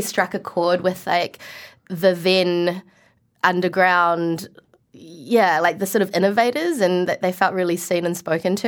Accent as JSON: {"language": "English", "country": "New Zealand", "also_born_or_lived": "Malaysia", "accent": "New Zealand", "said": "I was able to retain my New Zealand accent"}